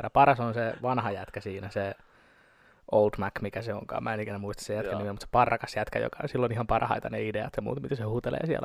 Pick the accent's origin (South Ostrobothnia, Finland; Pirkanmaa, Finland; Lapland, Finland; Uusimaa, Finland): Pirkanmaa, Finland; Tampere; Mä oon, mä oon, mä oon Tampereelta.